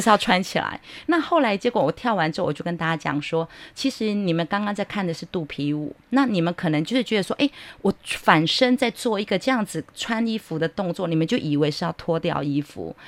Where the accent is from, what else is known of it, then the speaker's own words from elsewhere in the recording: Hualien, Hualien County, Taiwan; 因为我自己在花莲长大，啊。我是在花莲长大的小孩，嗯哼。我小时候会讲那个阿美族语